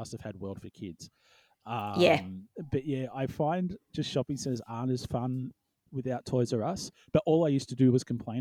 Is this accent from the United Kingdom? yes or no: no; Melbourne, Victoria, Australia; how I viewed Melbourne in the north, completely different. You know, like, the city was a 15-minute cab ride when I was 18